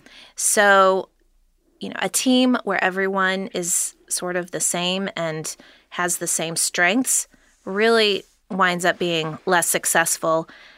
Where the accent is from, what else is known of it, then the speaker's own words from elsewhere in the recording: Cincinnati, Ohio, United States; I just kept coming back to wanting to be helpful within my hometown, which happens to be Cincinnati, Ohio